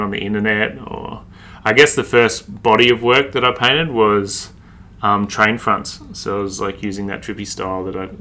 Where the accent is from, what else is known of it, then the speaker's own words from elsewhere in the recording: Sydney, New South Wales, Australia; also born or lived in Brisbane; So I'm from Sydney, born and raised in Sydney. I lived in Brisbane for about a year, but other than that, I've always been in Sydney.